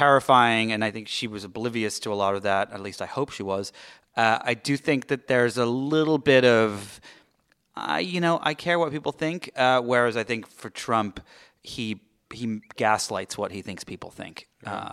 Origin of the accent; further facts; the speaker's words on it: England, United Kingdom; now in Los Angeles, United States; I am the Brit